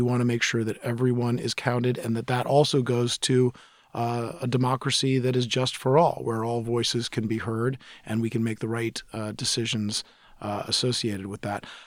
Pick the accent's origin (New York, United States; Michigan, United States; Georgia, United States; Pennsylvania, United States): New York, United States; New York City; now in Seattle, United States; I grew up in New York City at a time when New York was almost bankrupt